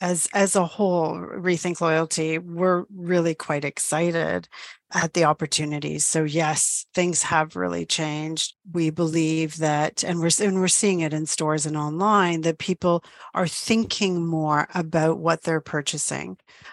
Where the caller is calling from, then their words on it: Toronto, Ontario, Canada; I'm joining you from Toronto, Ontario, good old Canada.